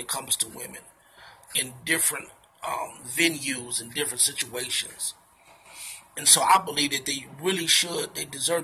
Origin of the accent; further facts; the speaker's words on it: Chicago, Illinois, United States; I'm from the Chi.